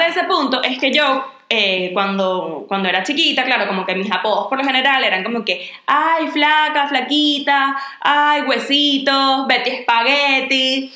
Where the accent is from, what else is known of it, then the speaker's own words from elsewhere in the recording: Venezuela; now in Spain; nosotros las tres somos venezolanas